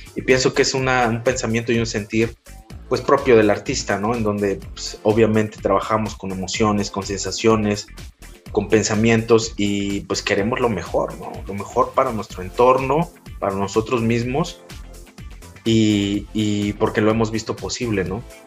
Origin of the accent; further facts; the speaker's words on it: Taxco, Guerrero, Mexico; moved away as an adult; el hecho de ser foráneo, bueno, de guerrero, ¿no? Te imaginas, no, pues este guerrerense